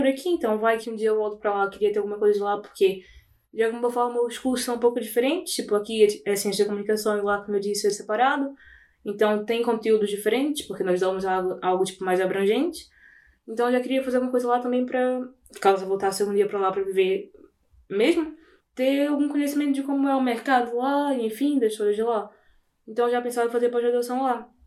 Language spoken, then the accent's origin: Portuguese; Portugal; now in Brazil; primeiro sendo português, é totalmente diferente. Eu falo ia.